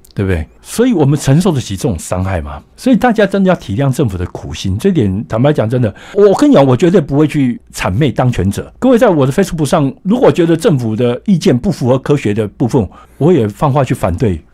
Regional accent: Taiwan; 我们台湾人其实有点蛮悲惨的

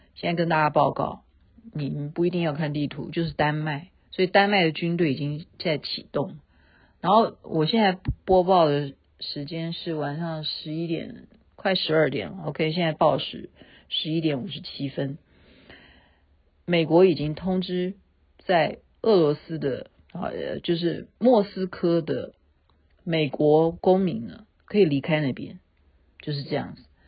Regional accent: Taiwan; 我们台湾人

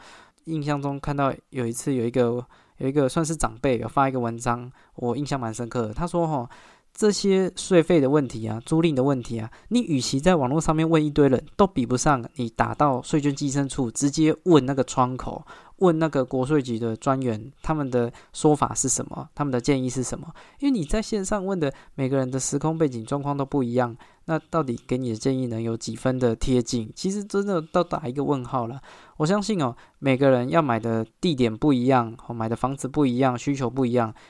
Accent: Taiwan; 所以我觉得买房是一个身为台湾人一个一一身为台湾人就会面对到的一个焦虑啊。

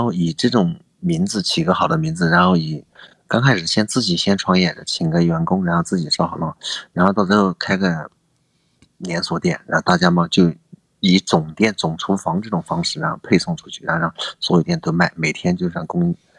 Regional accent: Huai'an, Jiangsu, China; now in Shanghai, China; 我是江苏省淮安市的，目前人在上海

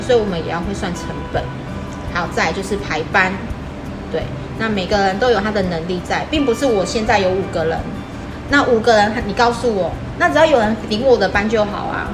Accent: Taiwan; 我们台湾人

